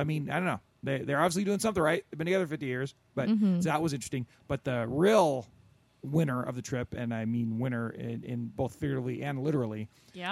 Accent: near Corona, California, United States; Out in Corona, big ups to my, you know, out near my hometown

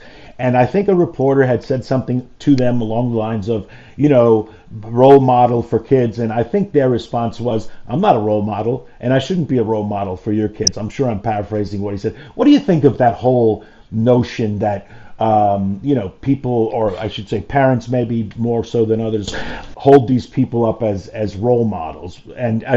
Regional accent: New York City, New York, United States; I'm from New York City, born and raised in New York City

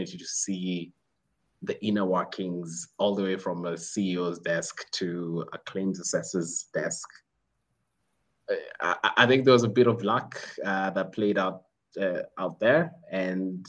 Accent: Kenya; now in Rwanda; I am Kenyan

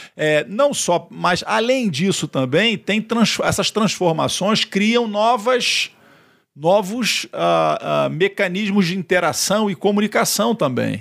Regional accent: Rio de Janeiro, Brazil; eu sou do Rio

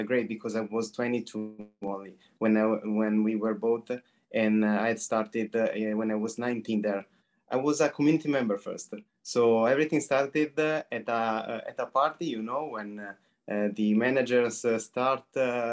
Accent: Milan, Lombardy, Italy; I'm from Italy, actually from Milan specifically. I've been based here forever, I would say. So since I was born here, I've been studying here

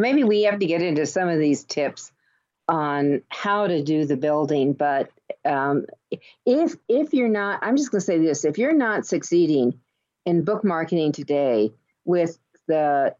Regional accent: New York, United States; You know, I came from New York

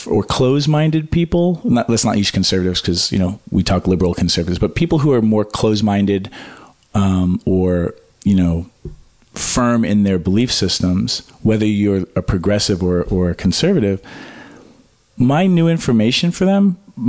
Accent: Pelham, New Hampshire, United States; moved away; also born or lived in Manhattan; I grew up in New Hampshire.

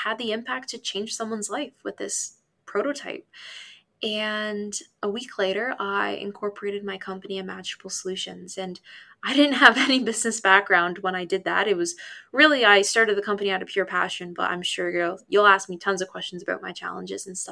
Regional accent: Hamilton, Ontario, Canada; my hometown, Hamilton.

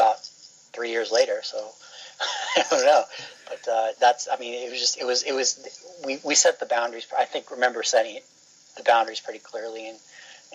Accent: New York City, New York, United States; moved away as an adult; also born or lived in Fargo, North Dakota; now in Northridge, United States; In New York, I'm from Flushing, which is in the borough of Queens, 8 million people

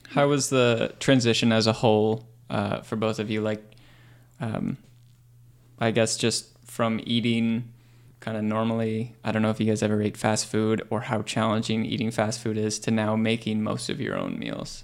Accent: Pickering, Ontario, Canada; growing up in Pickering

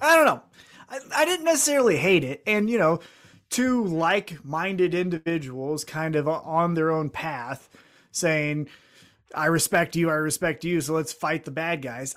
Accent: Independence, United States; I'm from Independence

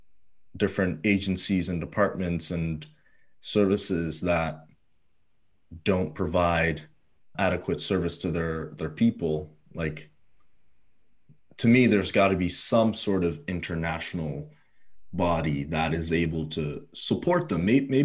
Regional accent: Ghana; born there; So we're both Africans. You were born in South Africa. I was born in Ghana.

